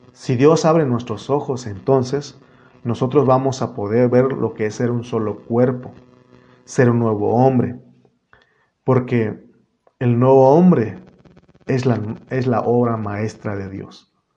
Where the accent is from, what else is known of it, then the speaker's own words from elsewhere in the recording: Mexico; en mi INE dice, en mi acta dice que yo soy mexicano